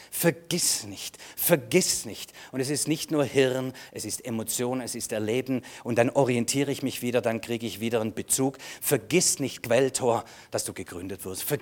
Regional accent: Germany; Ja, ich, ich, ich, bin, ich bin ein Deutscher.

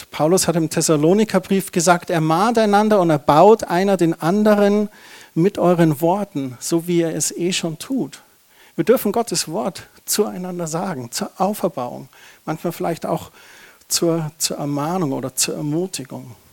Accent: Germany; Das ist doch so ein Tabuthema. Da sind wir Deutsche doch so verkrampft.

